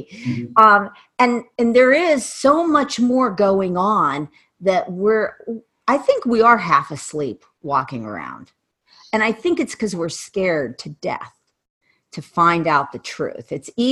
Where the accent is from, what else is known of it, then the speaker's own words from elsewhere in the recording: Ohio, United States; born there; I know why I was born in Ohio.